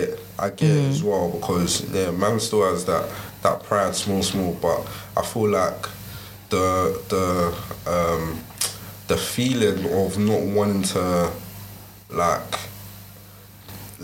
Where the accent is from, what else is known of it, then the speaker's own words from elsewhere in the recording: Nigeria; I'm a Nigerian